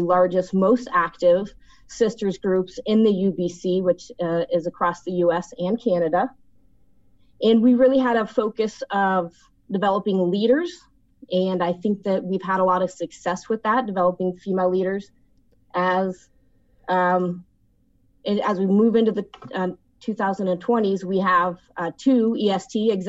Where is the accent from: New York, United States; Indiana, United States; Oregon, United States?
Oregon, United States; my home state